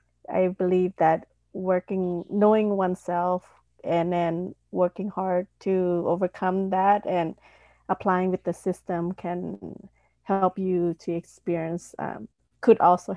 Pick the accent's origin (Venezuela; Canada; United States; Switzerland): United States; Fresno, California; from Fresno, California.